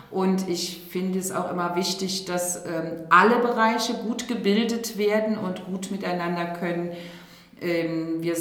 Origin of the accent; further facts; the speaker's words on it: Rhineland, Germany; Und da bin ich auch Rheinländerin. Et kütt wird kütt und ist immer noch Jotinjangen.